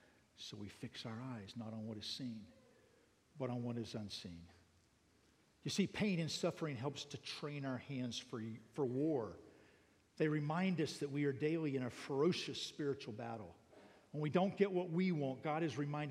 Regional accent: United States; now in Thailand; I'm an American living in Thailand

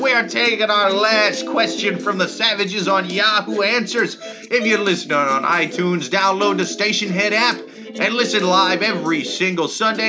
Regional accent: Midwest, United States; now in New York City, United States; I'm from the Midwest.

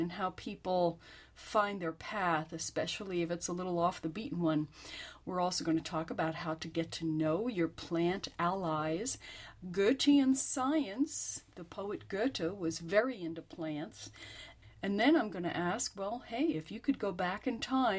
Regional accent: New Jersey, United States; I'm from New Jersey

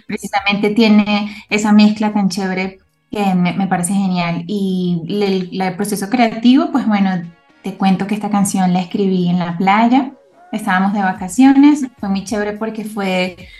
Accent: Caracas, Capital District, Venezuela; moved away as an adult; now in Bogotá, Colombia; Yo soy venezolana, nací en Caracas, estudié en Caracas

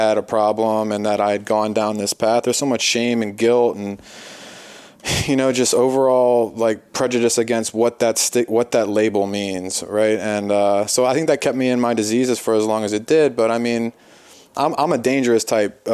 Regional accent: Philadelphia, Pennsylvania, United States; I'm from the East Coast, I'm from Philadelphia.

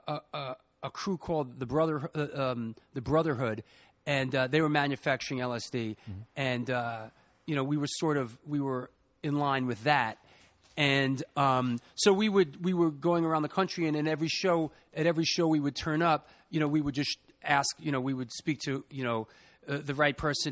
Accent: New York City, New York, United States; also born or lived in Boston; I grew up in the Bronx.

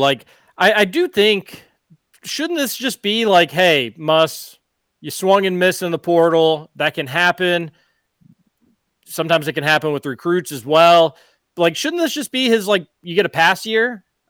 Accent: the Highlands, Kentucky, United States; accent: Highlands drawl; That's just my Highlands accent growing up in the Highlands.

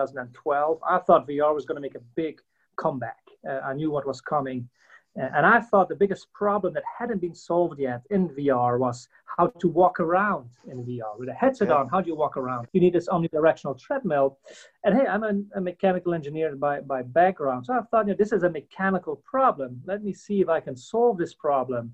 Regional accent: Belgium; moved away as an adult; now in United States; I'm not from the States originally. I'm from Belgium originally

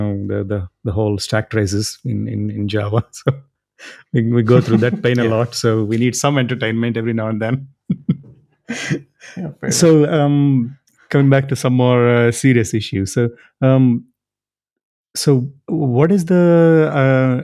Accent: India; now in Netherlands; I'm from India originally

